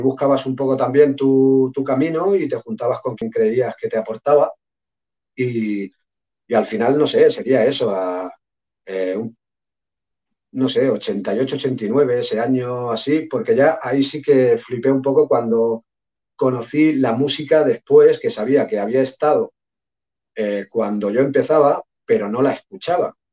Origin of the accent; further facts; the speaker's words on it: Sabadell, Catalonia, Spain; yo soy de Sabadell, es una ciudad relativamente grande, pero no es Barcelona o Madrid.